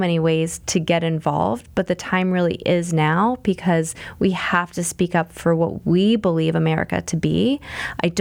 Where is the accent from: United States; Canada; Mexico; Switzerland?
United States; Pittsburgh, Pennsylvania; growing up in Pittsburgh